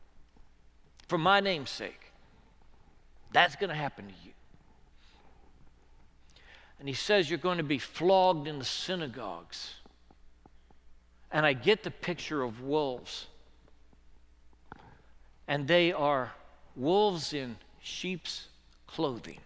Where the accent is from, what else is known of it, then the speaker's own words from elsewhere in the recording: United States; I grew up partly in Mills County